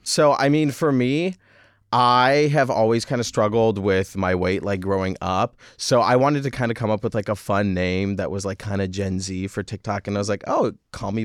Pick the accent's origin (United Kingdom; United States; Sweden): United States; Michigan; moved away; also born or lived in France; my mom French, dad is American. Mm-hmm. And I grew up in Michigan